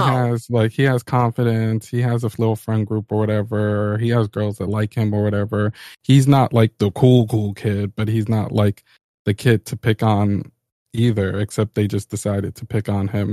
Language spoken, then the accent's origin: English; New York, United States; I'm a New Yorker